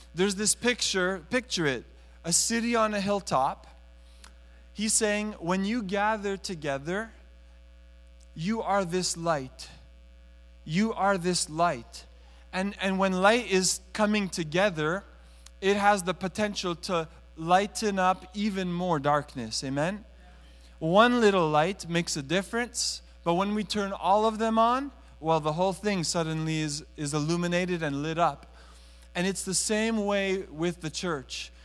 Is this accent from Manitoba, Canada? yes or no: no; Montreal, Quebec, Canada; now in Toronto, Canada; I was raised in Montreal